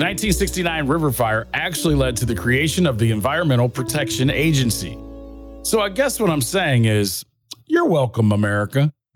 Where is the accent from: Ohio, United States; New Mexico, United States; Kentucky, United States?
Ohio, United States; Northeast; I was born and raised in Northeast Ohio